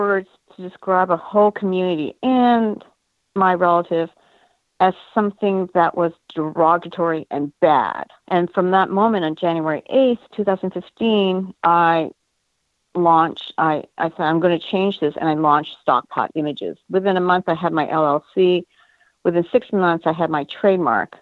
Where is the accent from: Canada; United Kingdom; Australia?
Canada; now in United States; Being Asian American but originally Canadian